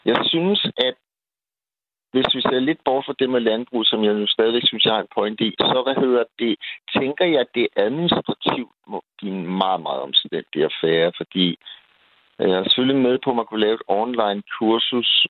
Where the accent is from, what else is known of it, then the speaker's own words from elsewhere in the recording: Copenhagen, Capital Region of Denmark, Denmark; Nu er jeg som sagt københavner